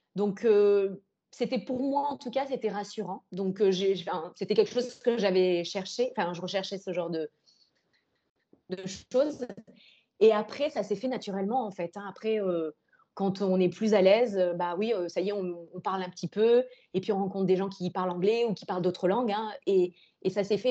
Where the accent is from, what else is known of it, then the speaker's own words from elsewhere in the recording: France; moved away as an adult; also born or lived in Lebanon / Morocco / Indonesia; now in Singapore; on est arrivé en tant que Français